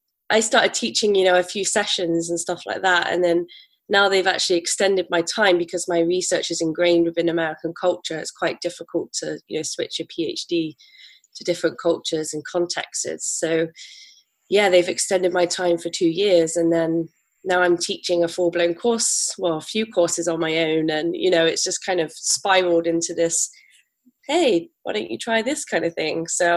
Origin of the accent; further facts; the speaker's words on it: Bristol, South West England, United Kingdom; accent: farmery; I'm from Bristol in England, and I usually sound a little bit farmery. So I'm hoping that comes back to me.